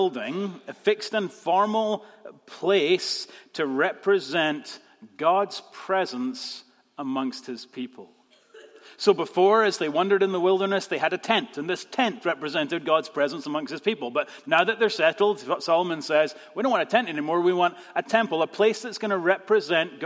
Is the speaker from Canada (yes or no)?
no; Scotland, United Kingdom; moved away; we're still Scottish